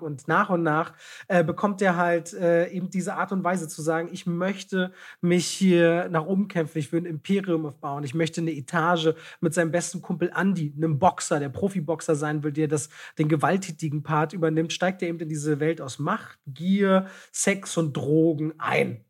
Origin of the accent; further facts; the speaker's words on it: Berlin, Germany; Ich bin ja in Friedrichshain groß geworden